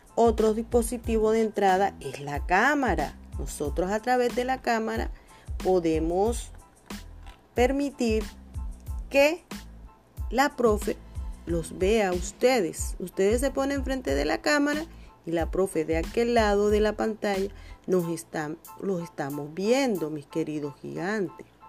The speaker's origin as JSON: {"language": "Spanish", "town": "Ciénaga", "region": "Magdalena", "country": "Colombia", "tie": "born or raised there", "said": "soy nacida de acá de Ciénaga"}